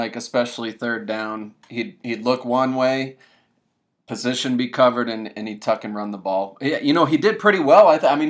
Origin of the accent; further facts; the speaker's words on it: Massachusetts, United States; now in Denver, United States; we're actually located in Denver, Colorado, but both from out of Denver, Colorado. I'm originally from Massachusetts